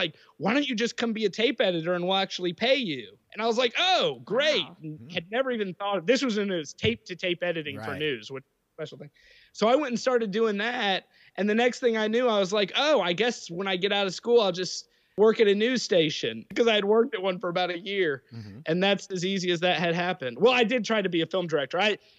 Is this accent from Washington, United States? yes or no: no; Blacksburg, Virginia, United States; also born or lived in Fort Leavenworth, Kansas / Hawaii / Springfield, Virginia; So I grew up in Blacksburg